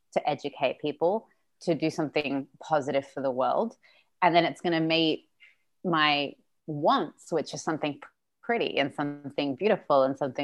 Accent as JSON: {"language": "English", "town": "Sydney", "region": "New South Wales", "country": "Australia", "tie": "born or raised there", "first_language": "Russian", "second_language": "English", "said": "So we're from Odessa, I was born in Sydney. So Russian is still my first language, so I'm very European"}